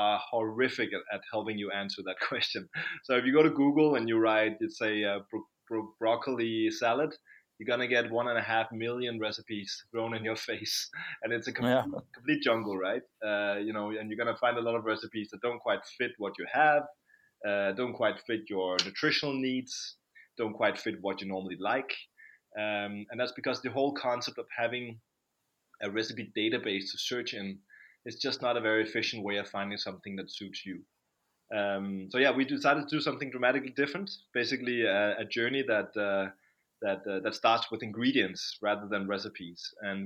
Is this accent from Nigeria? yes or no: no; Copenhagen, Capital Region of Denmark, Denmark; also born or lived in London; I'm from Copenhagen, Denmark.